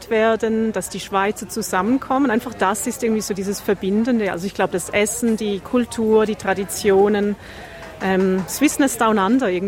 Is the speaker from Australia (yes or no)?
yes; South Australia, Australia; weil ich komme aus Südaustralien und dort haben wir einfach nicht die, die Masse, die Leute, um so etwas Großes zu organisieren.